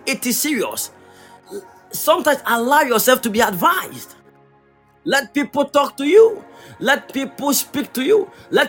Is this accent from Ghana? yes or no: yes; Kumasi, Ashanti, Ghana; I come from Kumasi, and I have a place that we can go.